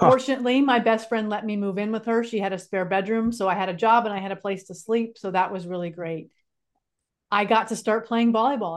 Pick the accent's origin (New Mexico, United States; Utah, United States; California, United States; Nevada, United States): California, United States; moved away as an adult; also born or lived in North Carolina; I grew up in California, and he moved me from California out to North Carolina